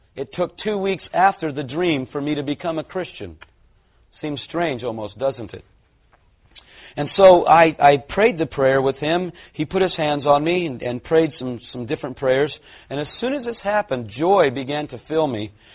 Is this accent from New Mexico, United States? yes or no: no; California, United States; I'm a Californian